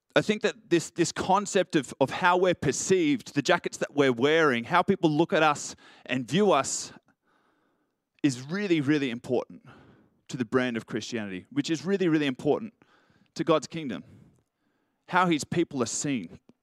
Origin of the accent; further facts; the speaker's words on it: Richmond, New South Wales, Australia; I grew up in Richmond